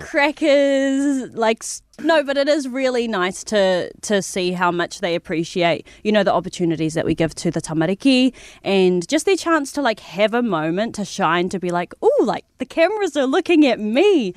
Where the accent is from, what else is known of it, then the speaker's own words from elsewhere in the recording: New Zealand; we have such a unique culture here, um, in New Zealand as Māori, as Kiwi